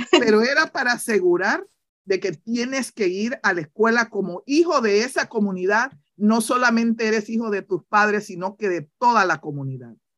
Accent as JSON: {"language": "Spanish", "town": "Santa Fe", "region": "Colón", "country": "Honduras", "tie": "born or raised there", "moved": "yes", "lives_now": "New York, United States", "said": "yo soy de una comunidad llamada Santa Fe, yo soy de Santa Fe"}